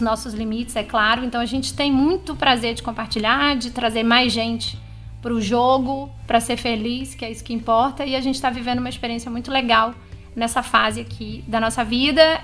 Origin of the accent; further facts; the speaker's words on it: São Luís, Maranhão, Brazil; moved away as an adult; a gente voltou para minha cidade natal